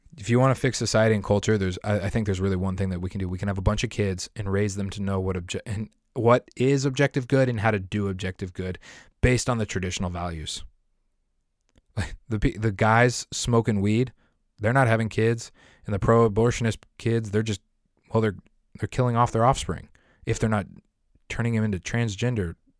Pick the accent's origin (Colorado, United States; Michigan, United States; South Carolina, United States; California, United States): Colorado, United States; near Denver; moved away; I grew up and I lived in Colorado, right next to the city of Denver, like a ten minute drive from the city of Denver